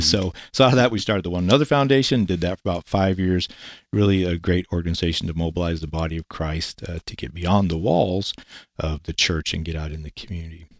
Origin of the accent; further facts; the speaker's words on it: Eastern Washington, United States; moved away as an adult; also born or lived in Kennewick, Washington / Denver, Colorado; I was born and raised in Eastern Washington. I grew up as a farm boy.